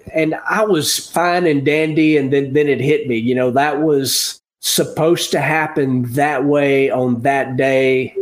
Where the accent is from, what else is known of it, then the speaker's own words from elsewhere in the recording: Tennessee, United States; I'm a Tennessee boy, have been my whole life